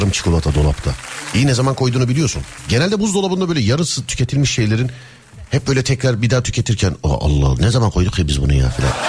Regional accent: Sivas, Sivas Province, Turkey; Ben de Sivaslı olarak buradayım.

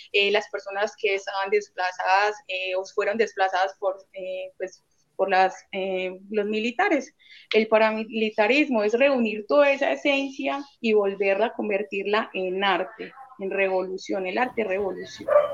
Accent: Medellín, Antioquia, Colombia; yo soy de la Comuna 13

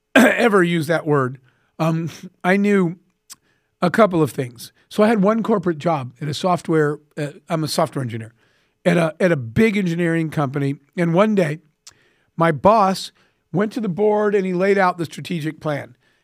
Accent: Arizona, United States; I grew up in the Arizona desert with a single mom.

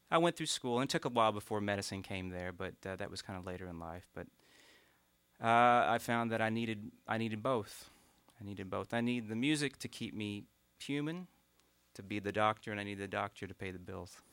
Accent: Morgan County, Eastern Kentucky, United States; up about 15 miles outside of that in a farming community

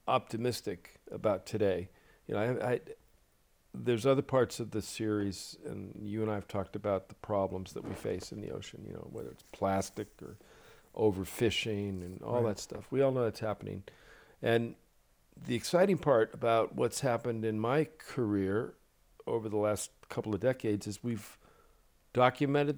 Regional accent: Boston, Massachusetts, United States; I grew up in Boston

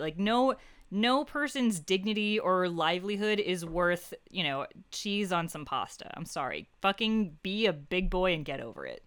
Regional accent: United States; as an American

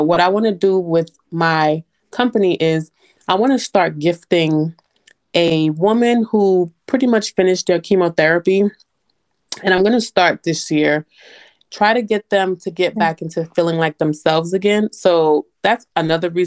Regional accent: New York City, New York, United States; moved away as an adult; now in Atlanta, United States; I'm originally from New York City, born and raised. I moved to Atlanta in 2013

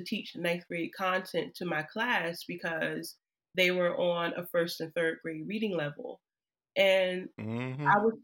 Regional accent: Trenton, New Jersey, United States; now in Newark, United States; I'm from Jersey born and raised

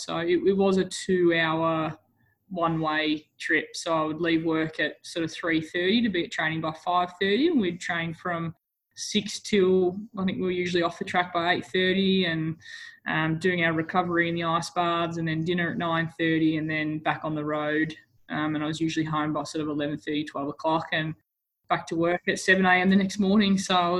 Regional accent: Sale, Victoria, Australia; moved away as an adult; now in Melbourne, Australia; I am from Gippsland, from the country, a small town called Sale, and I moved down to Melbourne early last year to pursue my dream of playing AFLW football

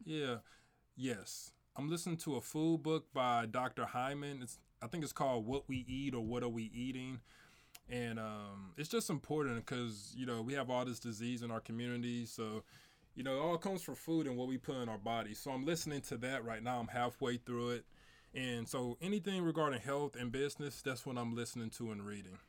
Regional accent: St. Louis, Missouri, United States; I grew up in Saint Louis, South Saint

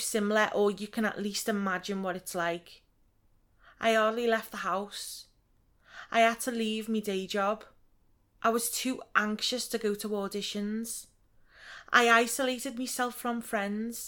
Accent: Liverpool, North West England, United Kingdom; moved away as an adult; also born or lived in London; I left Liverpool. I couldn't wait to leave

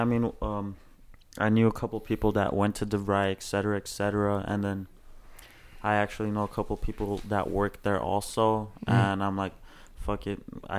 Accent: Los Angeles, California, United States; I'm born and raised L.A.

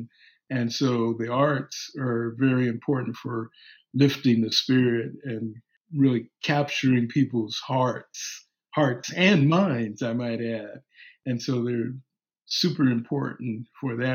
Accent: Los Angeles, California, United States; moved away; also born or lived in New York; my hometown, L.A.

